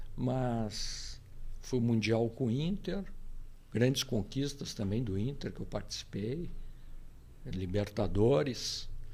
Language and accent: Portuguese; Porto Alegre, Rio Grande do Sul, Brazil; eu hoje eu sou do, do bairro Rio Branco, né? Mas eu me criei no centro. Fui criado no centro